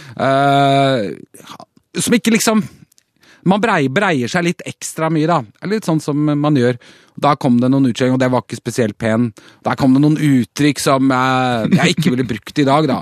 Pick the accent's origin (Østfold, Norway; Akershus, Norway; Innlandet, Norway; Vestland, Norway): Akershus, Norway; Bærum; Kolsås i Bærum, der jeg vokste opp